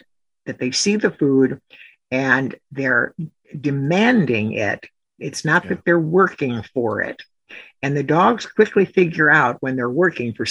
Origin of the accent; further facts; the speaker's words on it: Chicago, Illinois, United States; I grew up in Chicago